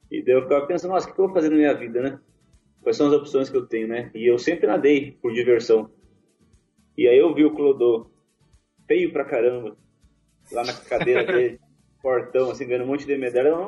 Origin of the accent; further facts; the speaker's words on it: Bagé, Rio Grande do Sul, Brazil; mas eu nasci em Bagé, muito orgulho de ser bagense.